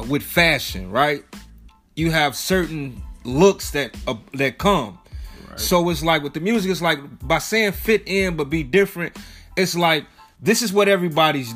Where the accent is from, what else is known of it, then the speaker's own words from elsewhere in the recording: Chicago, Illinois, United States; we both from Chicago, born and raised